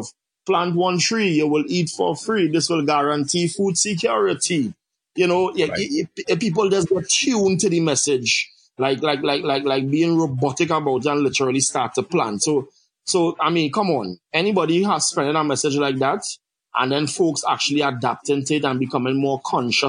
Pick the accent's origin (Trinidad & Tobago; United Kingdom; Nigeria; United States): Trinidad & Tobago; Siparia; I'm from Trinidad and Tobago, south of the island, Siparia. Some people might say Siparia, but the writing is Siparia. I grew up on a farm.